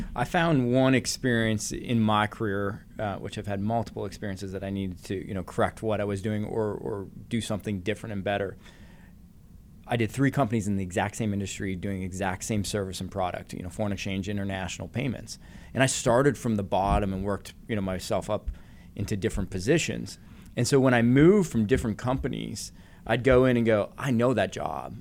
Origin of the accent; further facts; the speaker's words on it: Canada; growing up in Canada